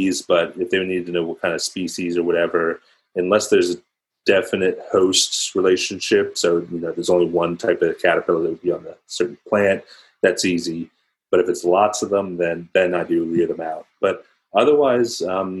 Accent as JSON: {"language": "English", "town": "Philadelphia", "region": "Pennsylvania", "country": "United States", "tie": "born or raised there", "also_born_or_lived": "New York City", "said": "I grew up outside of Philadelphia"}